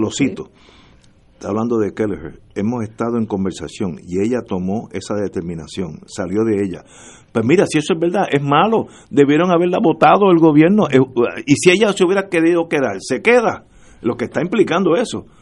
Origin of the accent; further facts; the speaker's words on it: Puerto Rico; yo soy puertorriqueño, nací aquí y estoy bastante seguro que moriré aquí